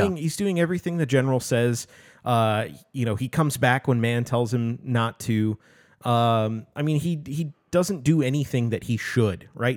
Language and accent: English; United States; as an American